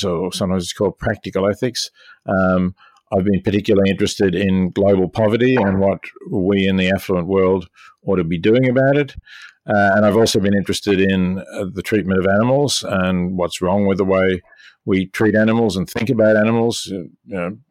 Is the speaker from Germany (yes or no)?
no; Melbourne, Victoria, Australia; moved away as an adult; also born or lived in Oxford, United Kingdom / New York, United States; now in Princeton, United States; I was born in Melbourne in 1946 and educated at the University of Melbourne